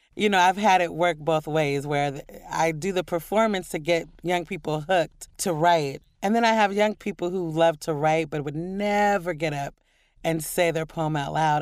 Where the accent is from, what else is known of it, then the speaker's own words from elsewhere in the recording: Portland, Oregon, United States; moved away as an adult; also born or lived in New York; growing up in Portland and loving poetry as a kid